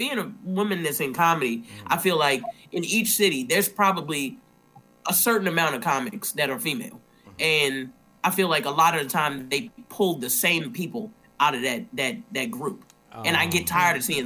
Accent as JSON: {"language": "English", "town": "Baltimore", "region": "Maryland", "country": "United States", "said": "I'm from Baltimore. Unfortunately, so I started in Baltimore."}